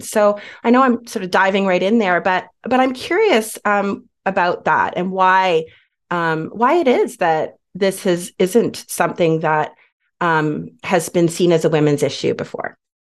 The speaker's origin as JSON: {"language": "English", "country": "Canada", "said": "now we're Canadian, so in Canada"}